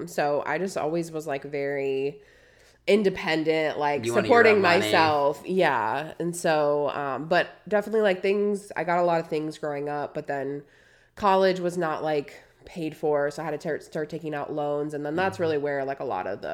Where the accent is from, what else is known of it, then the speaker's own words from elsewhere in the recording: Wisconsin, United States; moved away as an adult; now in Texas, United States; I grew up in Wisconsin